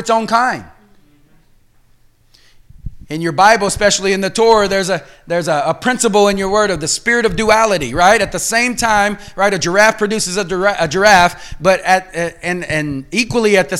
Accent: the South, Cajun, Louisiana, United States; accent: Cajun; I'm from the South, so it comes out like

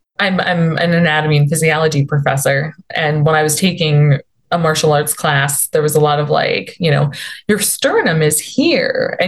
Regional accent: United States; we're American

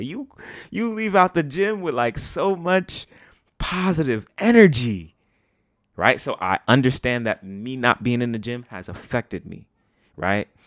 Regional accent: New York, United States; as a New Yorker

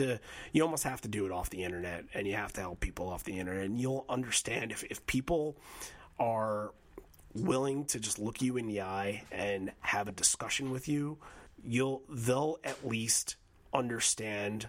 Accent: Bay Shore, New York, United States; I was born in Southside Hospital in Bayshore, New York. Zip codes 11706

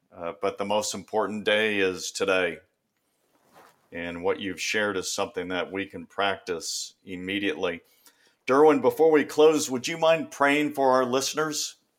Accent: Bay Area, California, United States; I grew up in the Bay Area, you know, forty-niners and Raiders.

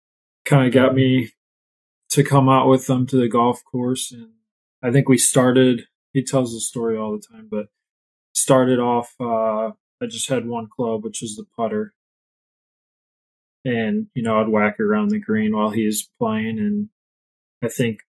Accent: Wisconsin, United States; also born or lived in St. Louis, Missouri; I grew up in St. Louis, and I think when I was and either in kindergarten or first age, we moved up here to Wisconsin

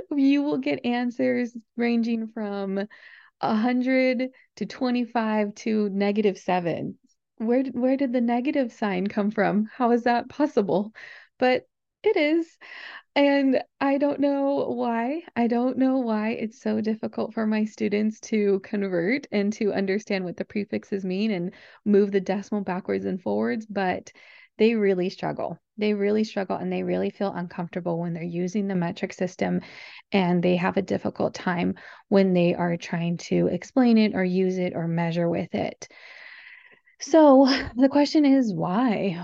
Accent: United States

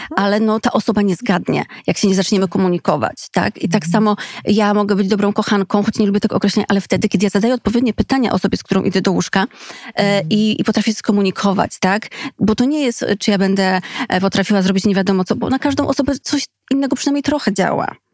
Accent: Skarżysko-Kamienna, Świętokrzyskie Voivodeship, Poland; Skarżyska, czyli mojego rodzinnego miasta

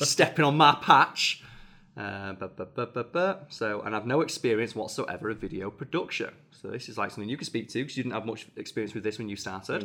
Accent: England, United Kingdom; as an English person

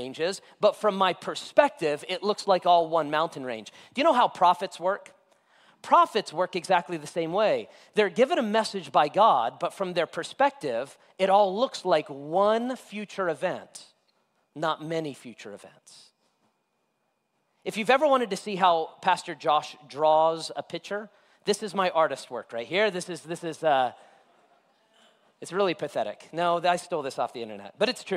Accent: Las Vegas, Nevada, United States; also born or lived in Florida; I grew up in Vegas

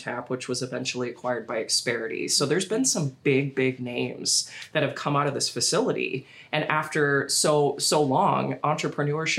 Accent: Sioux Falls, South Dakota, United States; also born or lived in Minnesota; I would say that I'm a Sioux Falls native, even though I was born in North Dakota and lived in Sioux City for about 2.5 years.

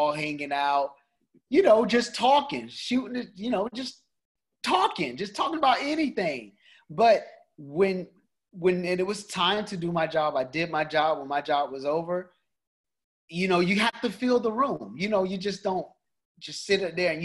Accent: Tampa, Florida, United States; moved away as an adult; also born or lived in New York; growing up in Tampa

